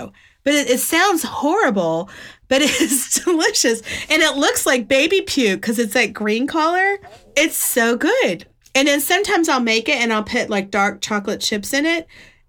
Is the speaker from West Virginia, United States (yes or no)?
yes; West Virginia, United States; I moved from West Virginia to Alabama, which was a culture shock. I thought I was from the South until I lived in Alabama.